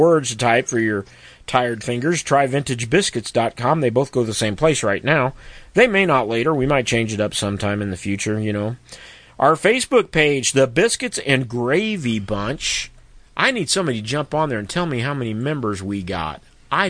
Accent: Missouri, United States; my home state of Missouri

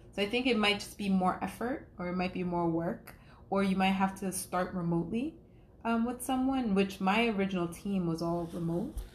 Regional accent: New York, United States; now in Atlanta, United States; I'm from New York

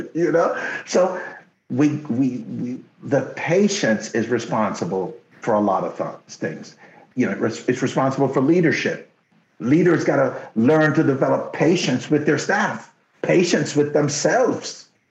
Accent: Jamaica; first language Jamaican Patois; English is a second language; now in Canada; when I first came to Canada. My English was so bad because they took me out of the bush in Jamaica

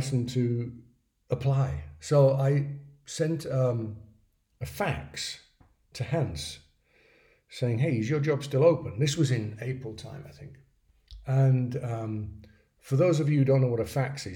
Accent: England, United Kingdom; moved away as an adult; also born or lived in London; now in Vienna, Austria; I say that as an English person

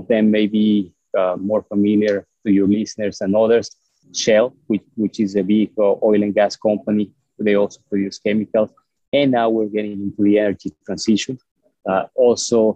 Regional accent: Mexico; moved away as an adult; also born or lived in Mexico City, Mexico / Texas, United States; now in United States; I was born in Mexico, and up until, I guess, 80-something, 86, 87, I lived in the same town

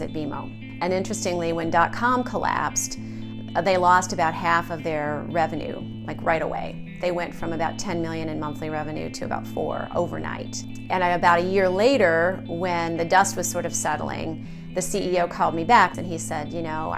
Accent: Carbondale, Illinois, United States; moved away; also born or lived in Evanston, Illinois; I grew up in Southern Illinois, in Carbondale, which is about 350 miles south of here.

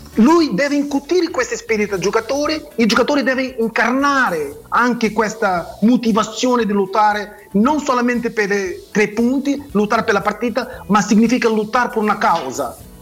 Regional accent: Mozambique; Italian is a second language; moved away; also born or lived in Portugal; sono nato a Mozambique, sono portoghese ma nato a Mozambique

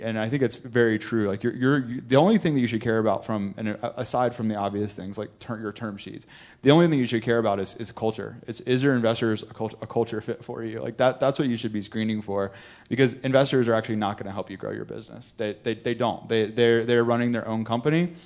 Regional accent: North Carolina, United States; I'm from North Carolina, I'm from a small town in North Carolina

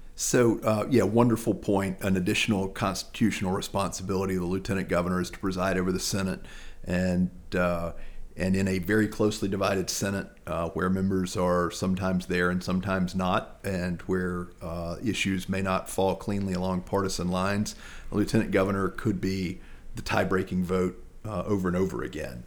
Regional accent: Lexington, North Carolina, United States; also born or lived in Raleigh, North Carolina; I'm a native of Lexington. I grew up in Lexington

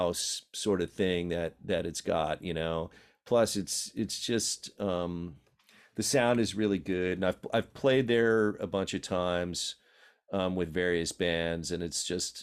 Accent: New York City, New York, United States; also born or lived in Philadelphia; now in San Francisco, United States; I was born in Brooklyn, New York.

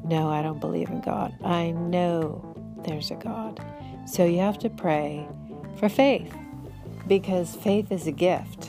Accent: Bay Area, California, United States; I grew up in the Bay Area

